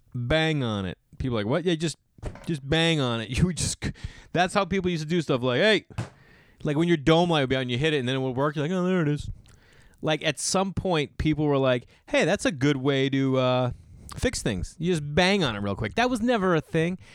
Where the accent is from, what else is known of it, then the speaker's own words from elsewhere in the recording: Massachusetts, United States; growing up in Massachusetts